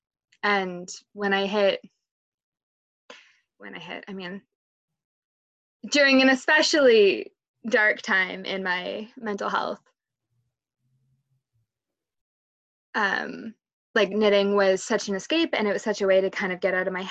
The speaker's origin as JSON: {"language": "English", "country": "Canada", "said": "being Canadian"}